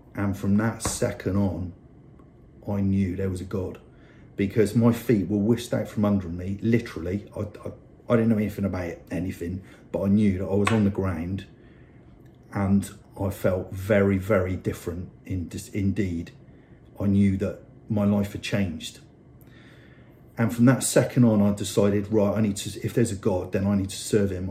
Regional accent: Bristol, South West England, United Kingdom; I grew up in Bristol um, on a council estate.

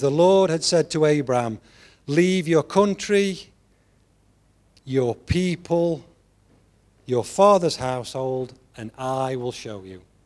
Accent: England, United Kingdom; I'm an Englishman

